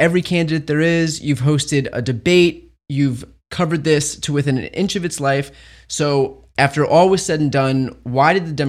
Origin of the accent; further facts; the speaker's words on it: New Jersey, United States; moved away; I'm from New Jersey. My whole family still lives there.